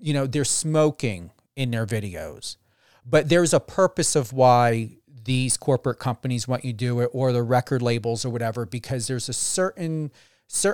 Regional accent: New Jersey, United States; now in Las Vegas, United States; I'm currently in Las Vegas, Nevada. I know I'm originally from New Jersey

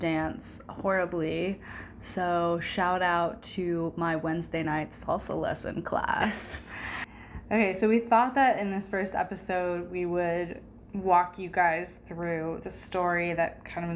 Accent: St. Francisville, Louisiana, United States; moved away as an adult; also born or lived in Memphis, Tennessee; now in Ann Arbor, United States; I am from St. Francisville, Louisiana

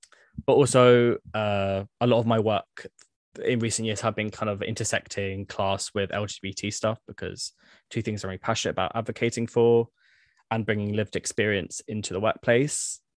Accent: Croydon, London, United Kingdom; a lot of people don't necessarily know that I'm like from Croydon, state school educated.

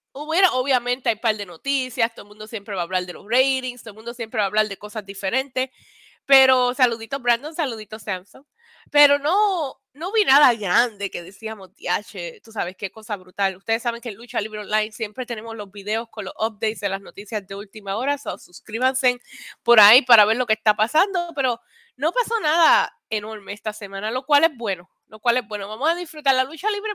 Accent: Vega Baja, Puerto Rico; yo me crié en Vega Baja, pero fui a la escuela en Vega Alta.

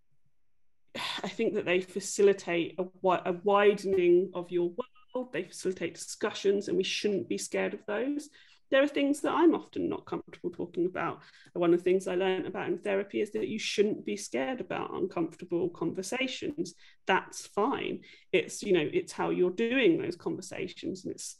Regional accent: England, United Kingdom; I grew up in England

